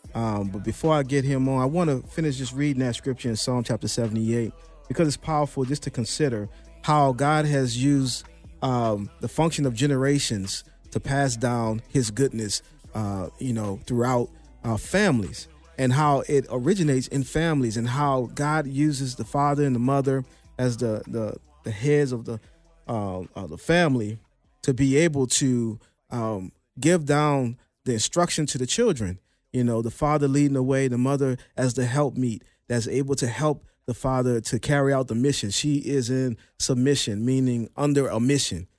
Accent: New Orleans, Louisiana, United States; my hometown, New Orleans

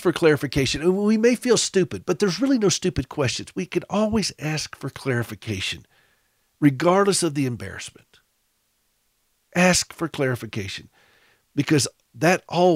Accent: Southern, United States; accent: Southern; my Southern accent

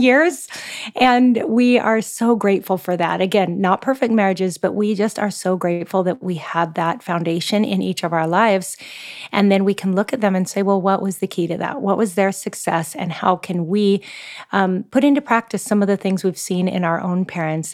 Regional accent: Seattle, Washington, United States; moved away as an adult; now in Oahu, Hawaii, United States; I'm originally from the Pacific Northwest, so I'm a Seattle girl at heart

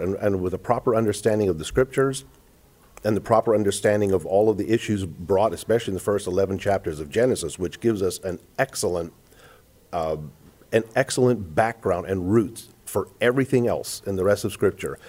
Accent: South Africa; moved away; growing up in South Africa

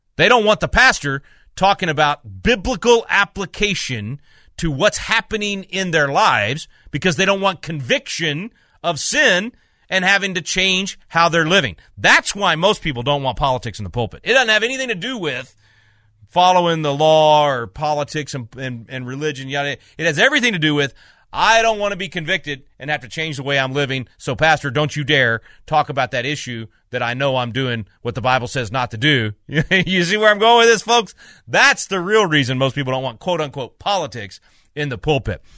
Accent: Little Rock, Arkansas, United States; moved away; I'm originally from Little Rock

